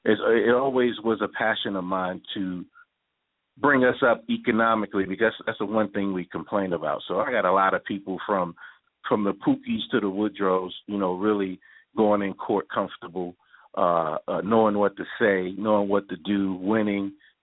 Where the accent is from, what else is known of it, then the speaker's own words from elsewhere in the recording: New York City, New York, United States; I grew up in Manhattan, right there in Harlem